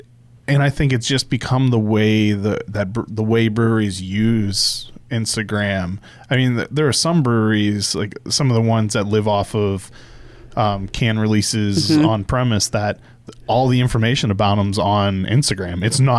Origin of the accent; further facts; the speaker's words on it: Pittsburgh, Pennsylvania, United States; moved away; I'm from Pittsburgh.